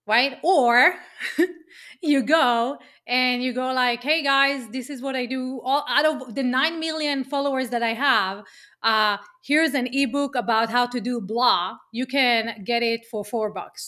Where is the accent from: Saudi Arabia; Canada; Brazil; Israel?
Israel; accent: Israeli; English is a second language; moved away as an adult; as you can hear from my accent, I'm Israeli